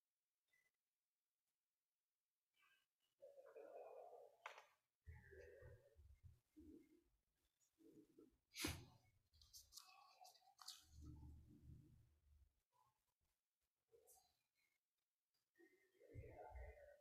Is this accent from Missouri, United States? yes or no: yes; Cape Girardeau, Missouri, United States; I grew up in Cape Girardeau, Missouri